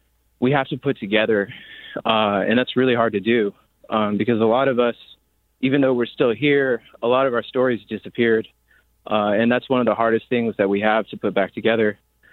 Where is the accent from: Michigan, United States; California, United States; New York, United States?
California, United States; Alameda; So I was adopted at birth, born and raised in Alameda, California.